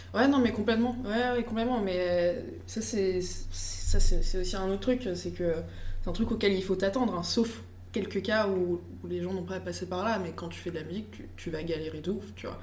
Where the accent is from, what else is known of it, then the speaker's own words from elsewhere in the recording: United States; je suis américaine